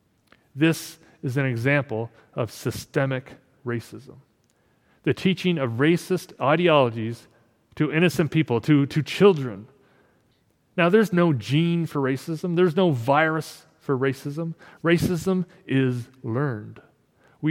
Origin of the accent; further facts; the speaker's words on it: Canada